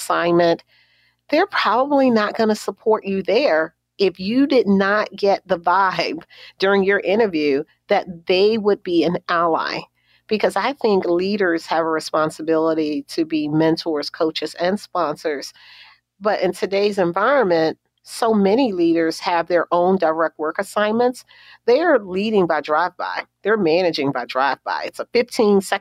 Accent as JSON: {"language": "English", "town": "Baltimore", "region": "Maryland", "country": "United States", "tie": "born or raised there", "said": "growing up in Baltimore"}